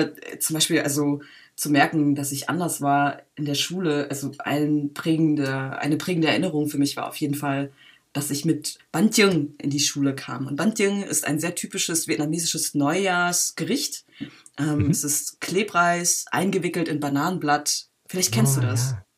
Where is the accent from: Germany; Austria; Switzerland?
Germany; Berlin; Ich bin äh, in Berlin geboren und aufgewachsen und mit acht Jahren bin ich in einen Ort gezogen, der heißt Schöne Weide.